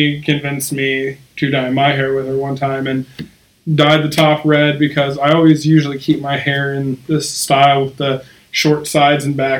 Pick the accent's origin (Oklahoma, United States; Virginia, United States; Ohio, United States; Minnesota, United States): Oklahoma, United States; Okmulgee; moved away; I'm from Omulga, Oklahoma. It's about 45 minutes south of Tulsa, if you know where that is.